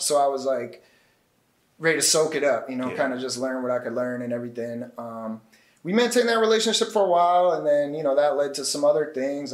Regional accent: Massachusetts, United States; moved away as an adult; now in New York, United States; I'm actually from Massachusetts

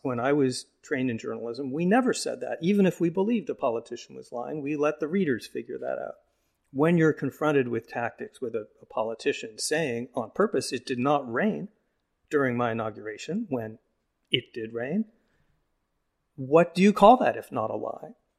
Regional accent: Phoenix, Arizona, United States; moved away; I'm from Phoenix

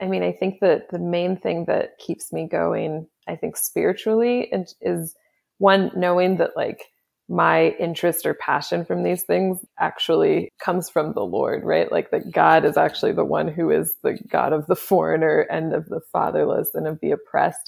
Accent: Kansas City, Kansas, United States; moved away; also born or lived in Olathe / Overland Park / Canada / Haiti; my family is from Canada and uh, originally from Haiti. I grew up in Kansas City

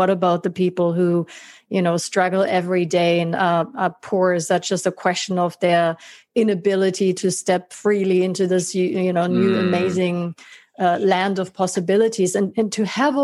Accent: Germany; the very affluent neighborhood in which I grew up in Germany

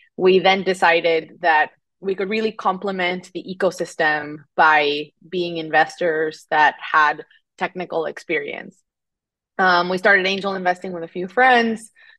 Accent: Mexico City, Mexico; English is a second language; moved away as an adult; now in United States; But I'm originally from Mexico City, and I was born and raised there, came to the U.S. for college 10 years ago

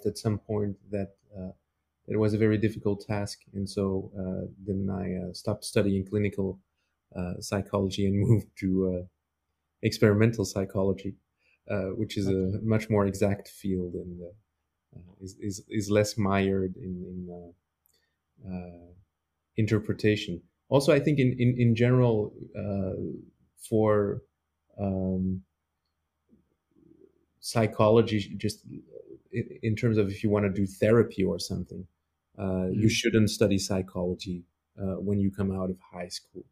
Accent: Mechelen, Flanders, Belgium; now in Antwerp, Belgium; So I was born in the city of Mechelen in Belgium. I also attended school there

